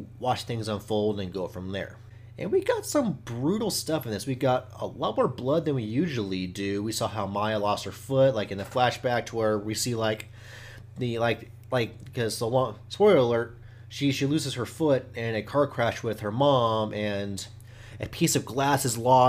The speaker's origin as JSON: {"language": "English", "region": "Oklahoma", "country": "United States", "said": "I'm from Oklahoma. I've learned about the Indian culture my whole entire life"}